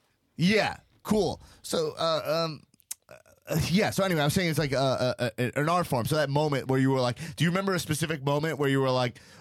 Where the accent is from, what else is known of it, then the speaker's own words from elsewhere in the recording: Long Island, New York, United States; I grew up in Long Island, New York.